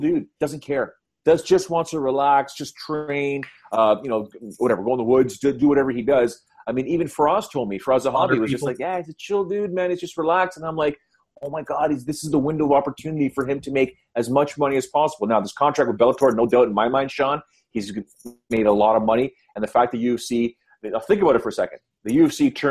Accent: Canada; I'm Canadian

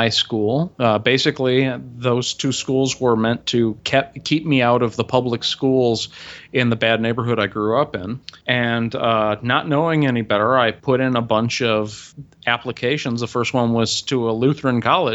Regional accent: Cicero, Illinois, United States; also born or lived in Chicago; I grew up in Cicero

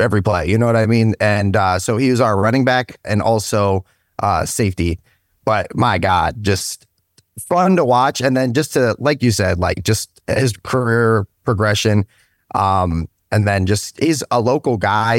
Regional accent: Stark County, Ohio, United States; also born or lived in United Kingdom; I'm from Stark County, um, once I came over to the States, originally out of the U K.

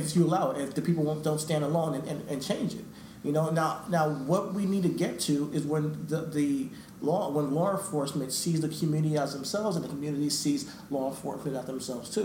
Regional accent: New York, United States; we're, we're, from, New York

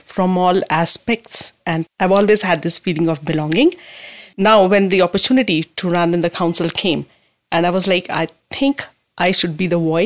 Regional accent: India; moved away as an adult; now in Owen Sound, Canada; I immigrated from India 2015

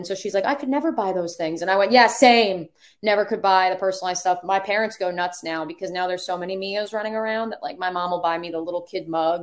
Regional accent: Northeast, United States; now in Florida, United States; growing up in the Northeast

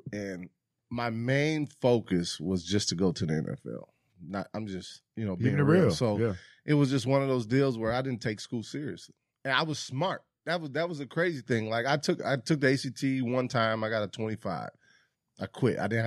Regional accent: Detroit, Michigan, United States; moved away as an adult; also born or lived in Cleveland; growing up in Detroit

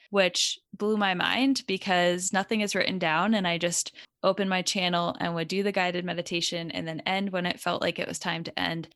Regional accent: Connecticut, United States; I grew up in Connecticut

